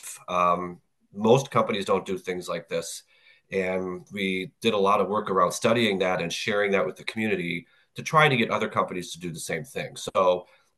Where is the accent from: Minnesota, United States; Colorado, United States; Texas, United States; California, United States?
Minnesota, United States; So I grew up in Minnesota, so I had Best Buy right in my backyard